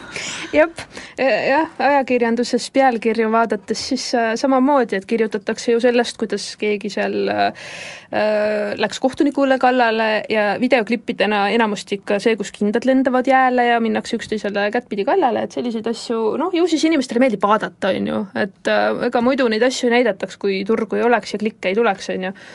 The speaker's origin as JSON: {"language": "Estonian", "town": "Paide", "region": "Järva County", "country": "Estonia", "said": "ma olen pärit niisugusest toredast armsast äh, väikelinnast nagu Paide"}